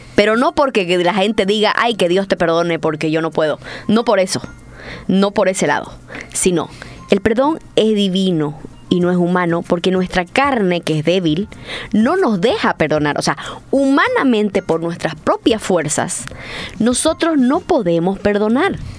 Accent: Santa Cruz, Bolivia; Soy católica, soy cruceña, soy boliviana

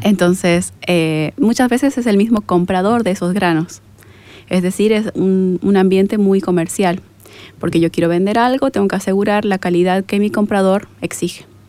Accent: Bolivia; yo tengo dudas como boliviana

